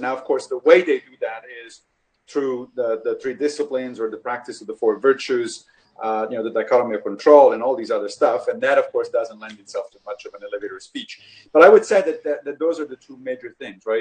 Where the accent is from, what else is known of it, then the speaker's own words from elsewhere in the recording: Rome, Lazio, Italy; I grew up in Italy in Rome